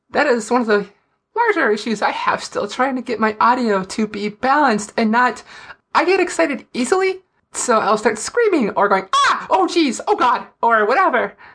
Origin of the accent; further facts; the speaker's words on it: Fargo, North Dakota, United States; accent: Fargo; everyone loves watching me talk with my Fargo accent on a video where I was mocking a Fargo accent.